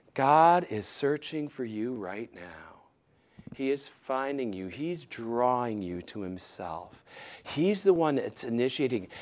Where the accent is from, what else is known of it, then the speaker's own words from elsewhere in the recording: Michigan, United States; moved away; my hometown in Michigan